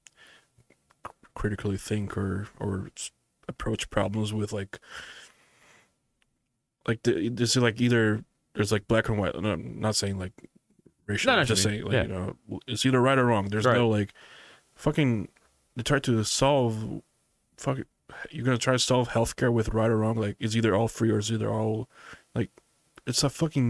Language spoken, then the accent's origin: English; Brazil; now in United States; I grew up in Brazil